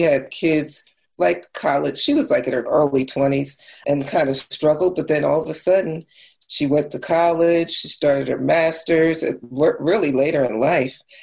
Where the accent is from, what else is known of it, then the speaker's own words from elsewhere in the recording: New Jersey, United States; I grew up in New Jersey